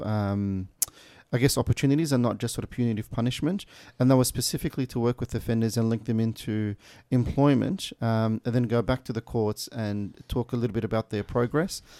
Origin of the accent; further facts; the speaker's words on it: Melbourne, Victoria, Australia; also born or lived in Kuwait / Meadow Heights, Broadmeadows / Craigieburn; I grew up in Brunswick um, in the late nineties. Uh, I came to Australia uh, during that time from Kuwait